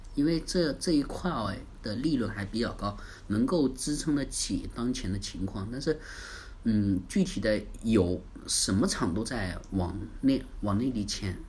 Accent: China; 我们中国人

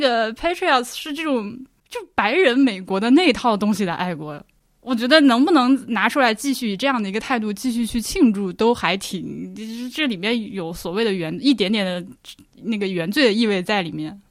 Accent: China; moved away; 我作为一个中国人，就外国人这样去看

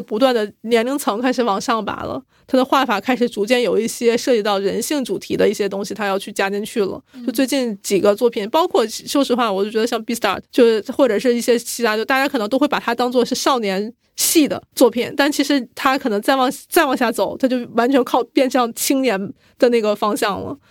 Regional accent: China; 咱们是中国人

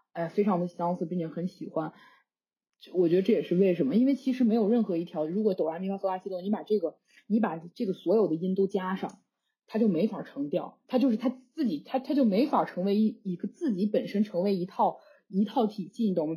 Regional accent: China; moved away as an adult; also born or lived in Beijing; now in Netherlands; 我可以说我是中国人

